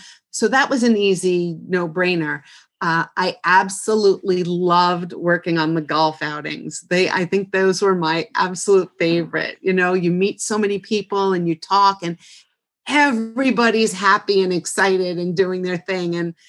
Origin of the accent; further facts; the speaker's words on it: Rockland County, New York, United States; also born or lived in Bronx, New York; I'm from Rockland County. There you go. Just shy of born and raised.